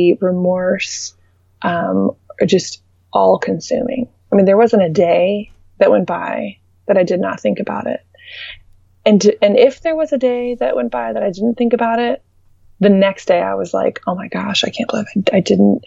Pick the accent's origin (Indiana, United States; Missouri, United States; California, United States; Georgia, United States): Indiana, United States; moved away; also born or lived in Dallas; I'm from Indiana